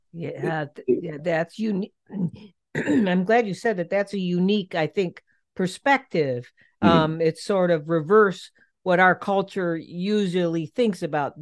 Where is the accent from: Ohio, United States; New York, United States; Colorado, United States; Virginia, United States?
Ohio, United States; Cleveland; I'm from Cleveland